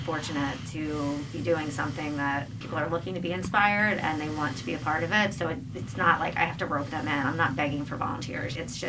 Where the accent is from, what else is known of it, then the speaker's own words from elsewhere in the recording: Voorhees, New Jersey, United States; also born or lived in Colorado; now in Philadelphia, United States; I am originally from Voorhees, New Jersey.